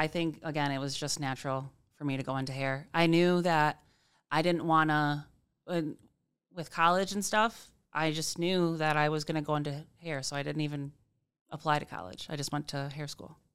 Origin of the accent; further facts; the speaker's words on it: Grand Rapids, Michigan, United States; also born or lived in Comstock Park / Cedar Springs; I've lived, um, in Grand Rapids. I grew up on Palmer Street